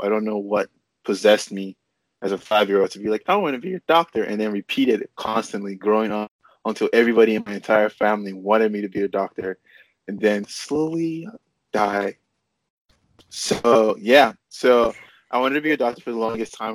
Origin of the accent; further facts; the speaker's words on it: Nigeria; also born or lived in North Carolina; now in California, United States; I grew up in Nigeria